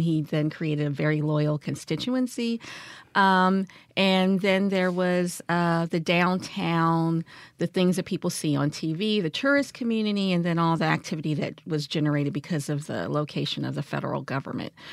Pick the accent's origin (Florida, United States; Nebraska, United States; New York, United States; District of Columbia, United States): District of Columbia, United States; Washington; now in Jackson, United States; I grew up in Washington, D C, um, during, I would say, the era of Marion Barrie